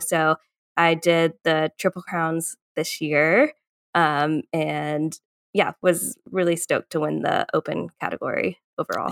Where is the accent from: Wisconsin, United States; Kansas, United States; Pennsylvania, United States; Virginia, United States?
Virginia, United States; Northern; moved away as an adult; also born or lived in Colorado; now in Chattanooga, United States; I grew up in Northern Virginia